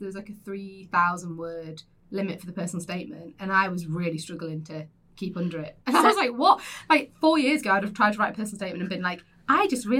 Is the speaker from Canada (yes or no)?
no; Windermere, North West England, United Kingdom; born or raised there; also born or lived in Kendal